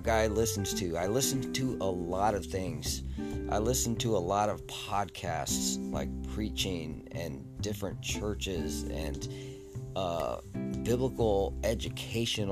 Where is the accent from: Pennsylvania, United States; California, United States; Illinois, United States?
California, United States; San Diego; There's KOGO in San Diego I like to listen to. It's my hometown, my home county.